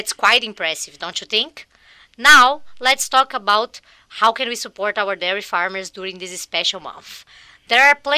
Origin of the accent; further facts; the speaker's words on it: Minas Gerais, Brazil; also born or lived in Southwest New York; now in United States; I was born in Minas Gerais, the largest dairy-producing state in Brazil.